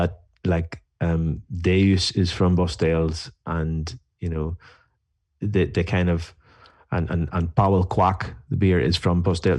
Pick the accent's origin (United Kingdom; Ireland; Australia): Ireland; I'm from Ireland.